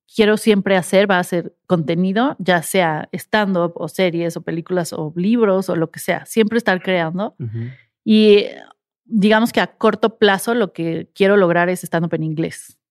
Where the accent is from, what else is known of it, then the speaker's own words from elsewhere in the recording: Mexico; soy una mexicana tratando de hacer un show en inglés